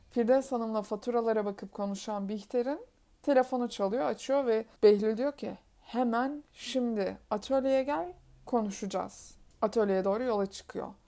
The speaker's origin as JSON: {"language": "Turkish", "region": "Black Sea Region", "country": "Turkey", "accent": "Black Sea", "said": "Bu kötü Karadeniz şivemle"}